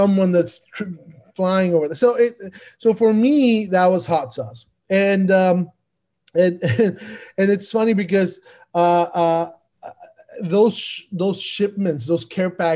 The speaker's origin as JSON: {"language": "English", "country": "Mexico", "tie": "born or raised there", "moved": "as an adult", "said": "I was born and raised in Mexico, and I moved here 15 years ago"}